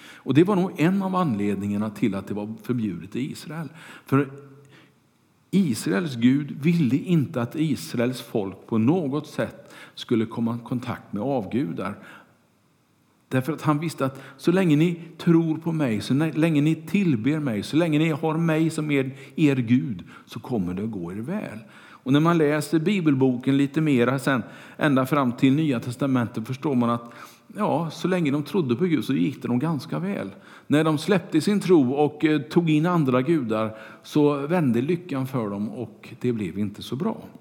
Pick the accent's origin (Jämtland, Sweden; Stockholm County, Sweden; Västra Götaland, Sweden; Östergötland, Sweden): Västra Götaland, Sweden; Kungälv; När jag var liten och cyklade omkring på gatorna hemma i Kungälv